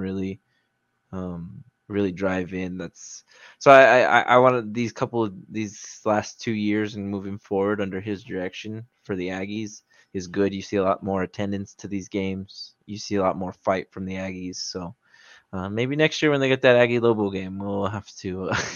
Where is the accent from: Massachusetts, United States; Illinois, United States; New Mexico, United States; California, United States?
New Mexico, United States; Albuquerque; moved away as an adult; I grew up in Albuquerque